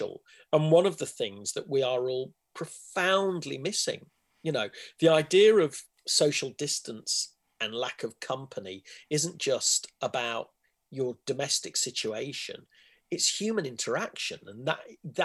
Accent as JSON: {"language": "English", "town": "Leicester", "region": "East Midlands", "country": "United Kingdom", "tie": "born or raised there", "also_born_or_lived": "London", "moved": "as an adult", "said": "I grew up in Leicester"}